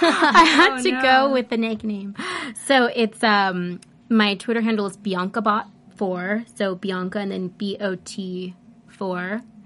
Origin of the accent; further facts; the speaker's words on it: Los Angeles, California, United States; This is my hometown.